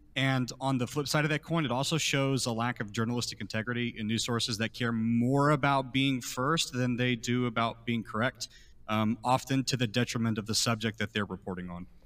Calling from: Houston, Texas, United States; I'm calling from Houston, Texas

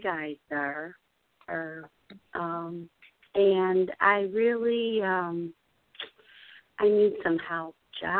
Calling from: Chicago, Illinois, United States; I'm calling from Chicago.

